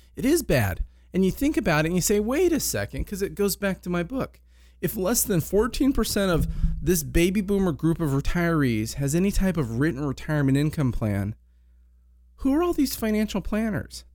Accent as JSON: {"language": "English", "town": "Ventura", "region": "California", "country": "United States", "tie": "born or raised there", "also_born_or_lived": "Palm Desert, California", "said": "I grew up here in Ventura."}